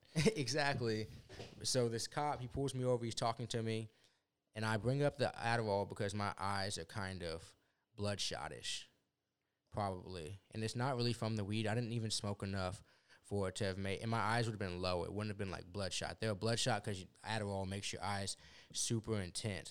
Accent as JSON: {"language": "English", "town": "Houston", "region": "Texas", "country": "United States", "also_born_or_lived": "Lubbock, Texas", "said": "It's a nine-hour drive about to South Houston from Lubbock"}